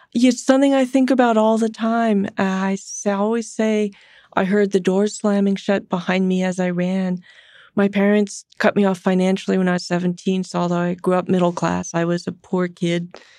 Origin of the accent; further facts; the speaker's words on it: San Francisco, California, United States; I'm a Californian, I'm a San Franciscan, I've grown up my whole life